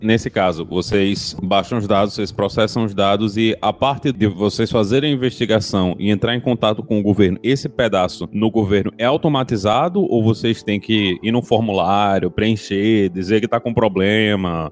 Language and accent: Portuguese; Northeast Region, Brazil; como nordestino